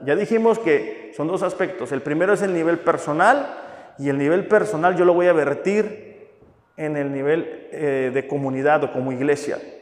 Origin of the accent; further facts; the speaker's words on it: Mexico; somos los mexicanos